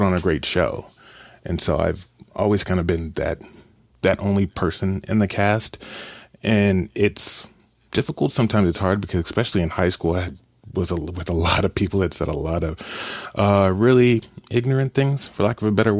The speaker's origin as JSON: {"language": "English", "town": "Kansas City", "country": "United States", "tie": "born or raised there", "moved": "yes", "lives_now": "Columbia, United States", "said": "I grew up in Kansas City"}